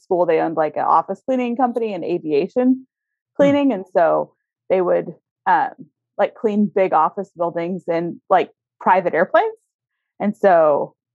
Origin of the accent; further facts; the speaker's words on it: Mission, Kansas, United States; moved away; I grew up in Mission, Kansas, which is a suburb of Kansas City